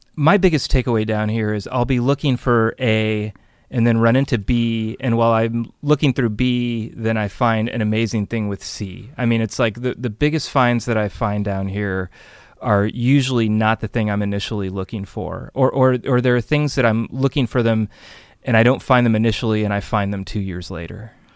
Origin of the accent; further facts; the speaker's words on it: Burlingame, California, United States; We're both from Burlingame.